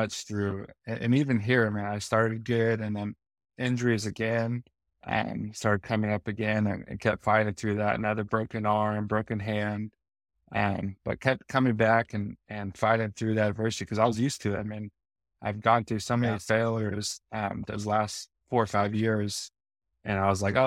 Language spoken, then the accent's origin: English; West Coast, United States; moved away as an adult; also born or lived in Chicago; now in Arizona, United States; I grew up on the West Coast